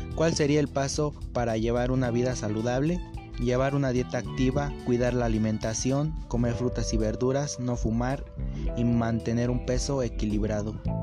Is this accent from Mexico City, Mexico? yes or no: yes; Mexico City, Mexico; soy de la Ciudad de México